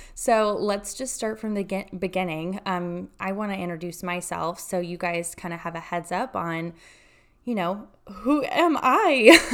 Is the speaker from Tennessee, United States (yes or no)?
yes; Chattanooga, Tennessee, United States; also born or lived in Texas; now in Austin, United States; I'm from Chattanooga, Tennessee.